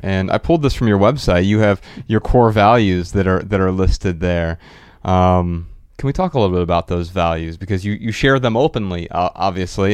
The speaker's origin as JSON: {"language": "English", "town": "Dayton", "region": "Ohio", "country": "United States", "tie": "born or raised there", "moved": "yes", "said": "We're from Dayton, Ohio"}